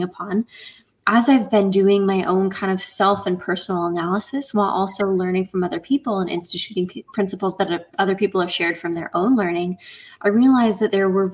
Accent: Indiana, United States; I am from Indiana in the middle of the U.S.

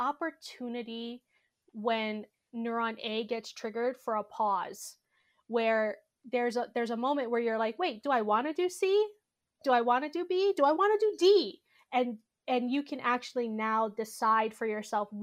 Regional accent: Honolulu, Hawaii, United States; I grew up in Honolulu, Hawaii.

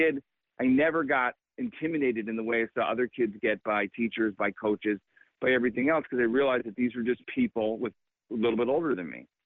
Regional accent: Illinois, United States; I grew up in Illinois

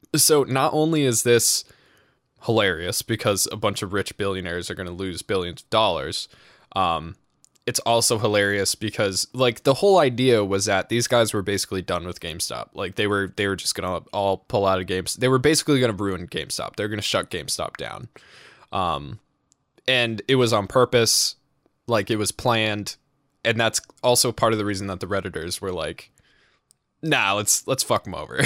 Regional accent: New England, United States; I'm from New England

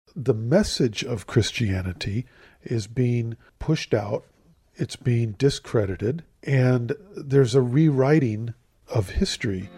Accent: Southern California, United States; moved away as an adult; now in Jerusalem; I'm from Southern California

